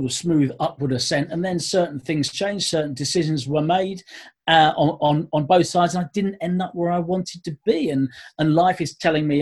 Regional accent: Essex, East of England, United Kingdom; born and bred in Essex, played my terrible standard of Sunday cricket in West Essex

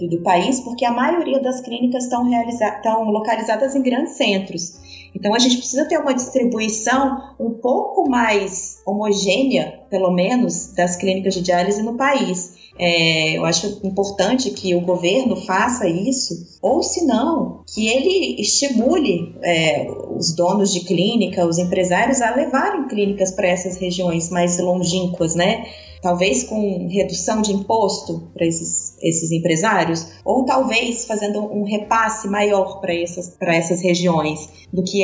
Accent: Campina Grande, Paraíba, Brazil; born there; now in Brasília, Brazil; eu sou nascida em Campina Grande, na Paraíba, e eu moro aqui em Brasília.

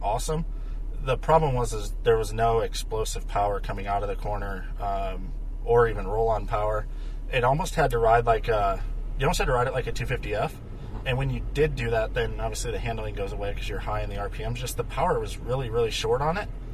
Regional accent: Iowa, United States; now in Minnesota, United States; I live in Minnesota now. I grew up in Iowa

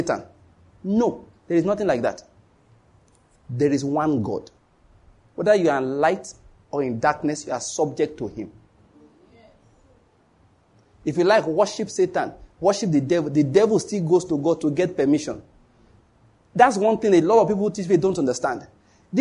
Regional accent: Western Nigeria, Nigeria; I'm from Western Nigeria

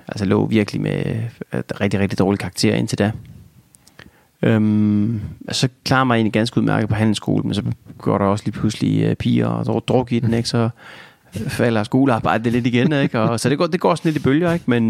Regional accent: Denmark; som dansker

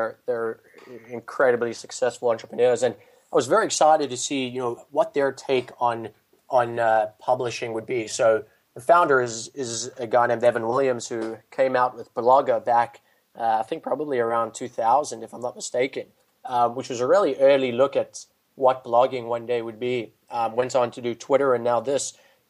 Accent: South Africa; now in United States; So I've been removed from it for a couple of years, so it's very possible that it's evolved and changed since I was in close contact.

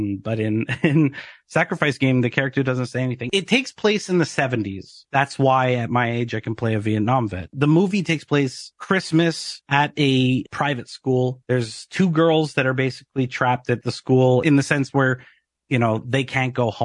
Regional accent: Canada; as a Canadian actor

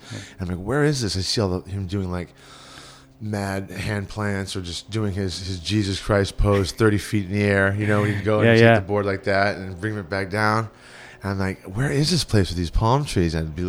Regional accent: Los Angeles, California, United States; also born or lived in Houston, Texas; I was born in Houston, Texas, and the moment I got this air and this smell of Venice, I was 7 years old. I came out here.

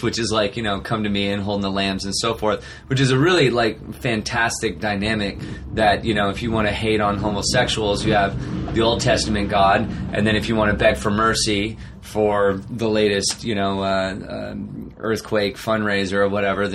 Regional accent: Arcata, California, United States; also born or lived in Eureka, California; I grew up in Humboldt County, so I was born in Eureka, California. Okay. So up way north, Eureka, Arcata is where I grew up.

